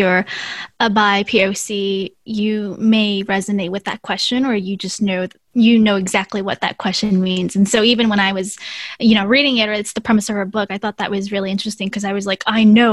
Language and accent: English; United States; Being Hmong American